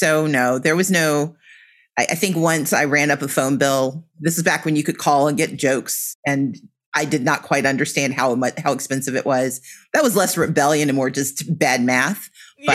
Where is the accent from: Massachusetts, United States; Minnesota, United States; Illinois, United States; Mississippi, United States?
Mississippi, United States; moved away; also born or lived in Georgia; where I was growing up in Mississippi. Mm-hmm. And as I grew up and moved to Georgia